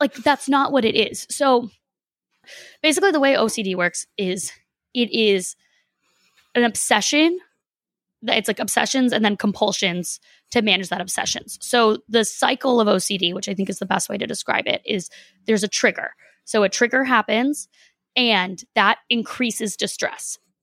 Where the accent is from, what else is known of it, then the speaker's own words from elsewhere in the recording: Boston, Massachusetts, United States; moved away as an adult; also born or lived in Los Angeles; I don't live there now, but, like, I'm from Boston